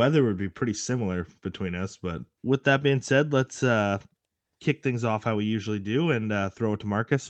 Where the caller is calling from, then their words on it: Nanaimo, British Columbia, Canada; As per usual, I am calling in from Nanaimo.